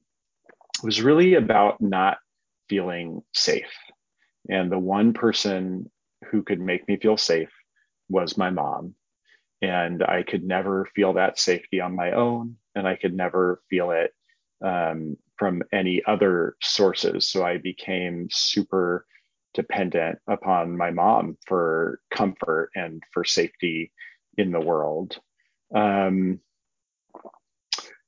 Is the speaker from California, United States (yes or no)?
yes; Berkeley, California, United States; I grew up here in Berkeley